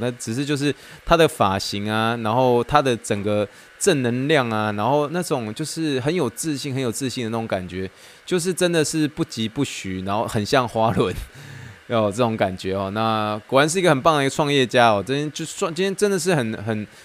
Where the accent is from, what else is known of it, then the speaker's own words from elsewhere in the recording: Taiwan; moved away as an adult; also born or lived in Pittsburgh, United States; now in Houston, United States; I'm original from Taiwan，意思就是说我，我是从台湾来的